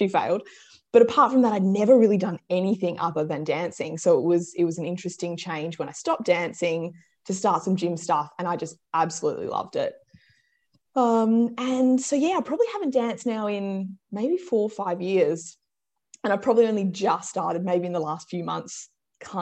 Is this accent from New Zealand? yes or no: no; Perth, Western Australia, Australia; I grew up in Perth